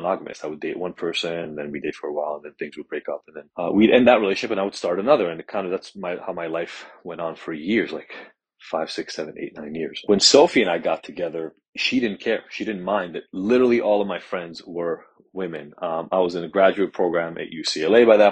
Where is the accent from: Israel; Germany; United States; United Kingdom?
Israel; the apartment that I grew up in Israel